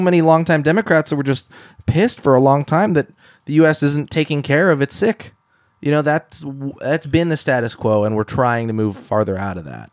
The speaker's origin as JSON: {"language": "English", "town": "Eugene", "region": "Oregon", "country": "United States", "tie": "born or raised there", "said": "my hometown"}